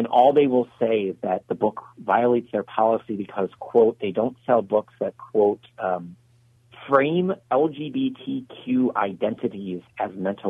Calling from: Lucketts, Virginia, United States; I'm in Luckett, Virginia, about 60 miles northwest of D.C.

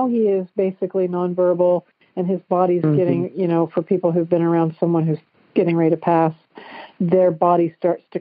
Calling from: Dayton, Ohio, United States; I'm calling from Dayton, Ohio

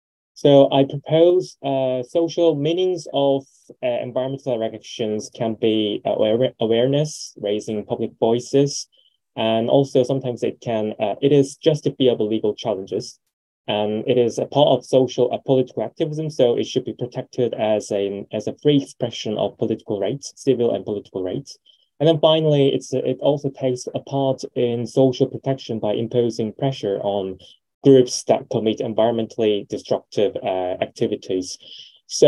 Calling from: South Korea; English is a second language; I'm speaking from South Korea.

